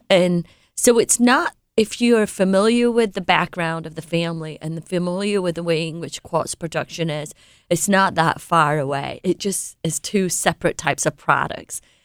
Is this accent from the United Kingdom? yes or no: yes; England, United Kingdom; moved away; I was born and raised in England